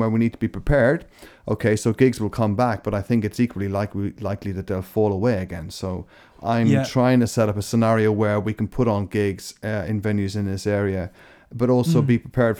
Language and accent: English; Scotland, United Kingdom; I was born in Scotland as well